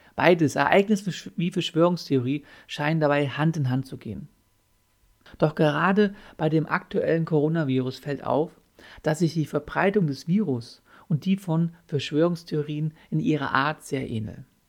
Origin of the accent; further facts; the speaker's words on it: Germany; bei uns in Deutschland